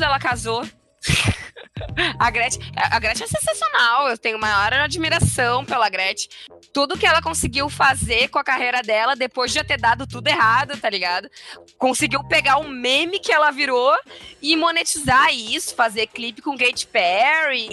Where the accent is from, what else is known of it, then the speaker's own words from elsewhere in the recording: Rio Grande do Sul, Brazil; sou gaúcho